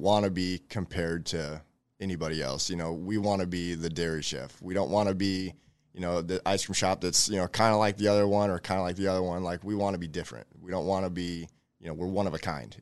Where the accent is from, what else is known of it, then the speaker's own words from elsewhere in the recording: Elkhorn, Nebraska, United States; I grew up in Elkhorn. I've been there for over thirty years